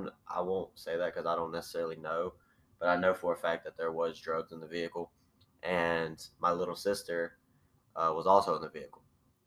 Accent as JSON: {"language": "English", "town": "Enterprise", "region": "Alabama", "country": "United States", "said": "I am from Enterprise, Alabama. If you don't know where that is, it's like a little, not really a small city, but it's a city below Troy, Alabama."}